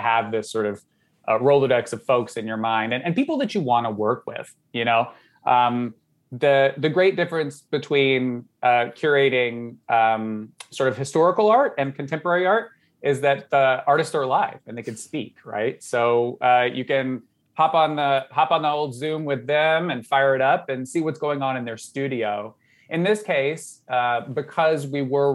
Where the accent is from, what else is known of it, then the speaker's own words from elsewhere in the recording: Southern Georgia, United States; moved away; I grew up in Southern Georgia